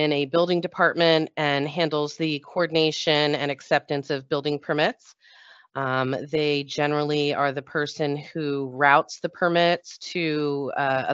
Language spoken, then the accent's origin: English; New Jersey, United States; I'm from New Jersey